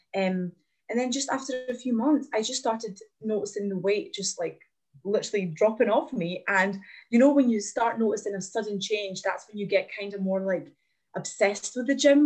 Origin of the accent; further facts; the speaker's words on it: Glasgow, Scotland, United Kingdom; also born or lived in Latvia; I'm from Latvia originally. I've moved to Glasgow when I was nine years old, and I've just yeah, I grew up here, and I've been here ever since